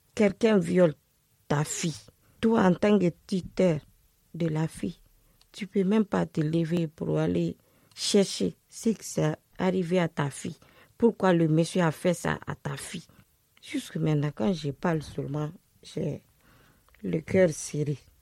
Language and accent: French; Conakry, Guinea; moved away as an adult; also born or lived in Brussels, Belgium; now in France; Je suis née en Guinée. J'ai 43 ans. J'ai grandi avec mon oncle, le petit frère de ma maman, à Conakry.